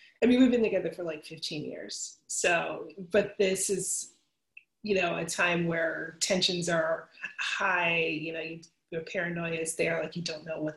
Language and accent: English; Philadelphia, Pennsylvania, United States; I'm from Philadelphia